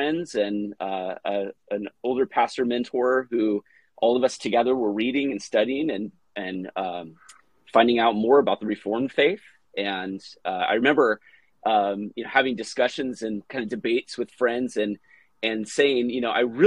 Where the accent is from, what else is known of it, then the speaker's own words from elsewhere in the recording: San Diego, California, United States; I was raised in Southern California, grew up in North County, San Diego